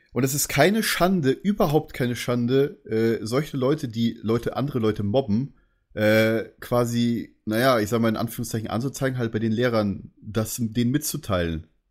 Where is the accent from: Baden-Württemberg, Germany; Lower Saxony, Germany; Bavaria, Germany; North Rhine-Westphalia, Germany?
Bavaria, Germany; Munich; als Münchner ist man dann halt, sage ich es mal, ein bisschen anders